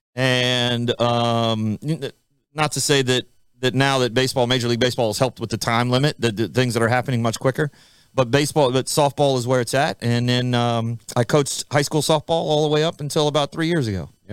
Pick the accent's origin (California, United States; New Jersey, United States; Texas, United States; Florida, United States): Florida, United States; moved away; I grew up in Florida.